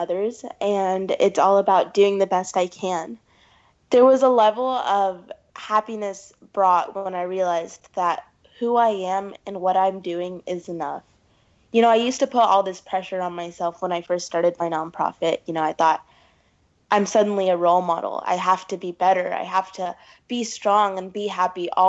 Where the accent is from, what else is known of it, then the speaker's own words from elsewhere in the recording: Pakistan; I'm from Pakistan